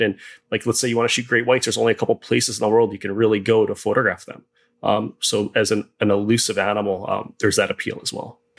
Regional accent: Hawaii, United States; I was born and raised in Hawaii

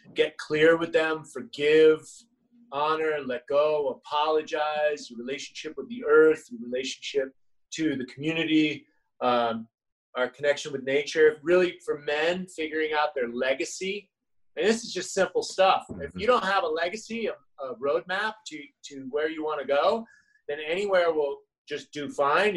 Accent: United States; I'm an American

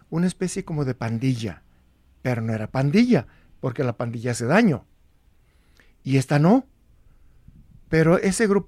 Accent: Guadalajara, Jalisco, Mexico; also born or lived in Arandas, Jalisco; Nací el, el 18 de junio de 1947 en una ranchería del municipio de Arandas, Jalisco. Eh, teniendo yo seis años de edad, nos venimos a la ciudad de Guadalajara

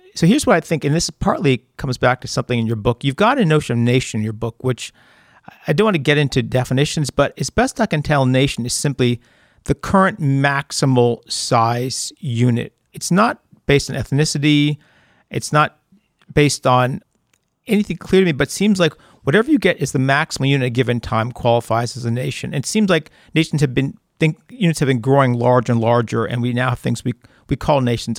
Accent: Amherst, Massachusetts, United States; I grew up in Amherst, Massachusetts.

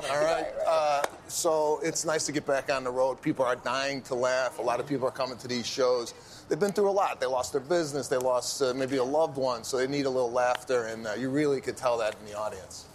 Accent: Chicago, Illinois, United States; I'm from Chicago

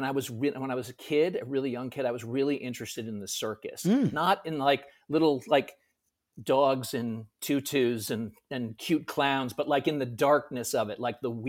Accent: Connecticut, United States; now in New York, United States; I'm from Connecticut originally. I live in New York now.

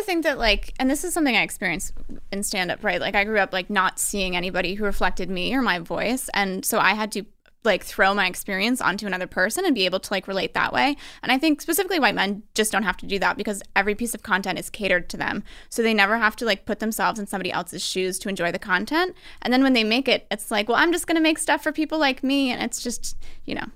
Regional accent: Albany, New York, United States; I'm from Albany, New York

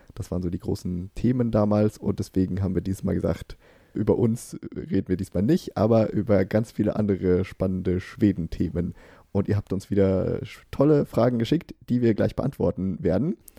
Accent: Germany; now in Sweden; als Deutscher

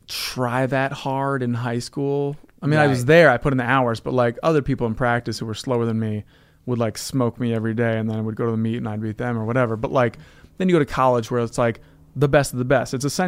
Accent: Evanston, Illinois, United States; Evanston, Illinois, outside Evanston, Chicago?

